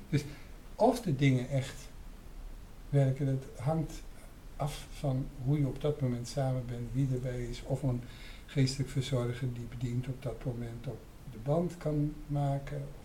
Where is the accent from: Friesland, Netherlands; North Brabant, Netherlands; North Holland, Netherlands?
North Holland, Netherlands; Amsterdam; mij als Amsterdammer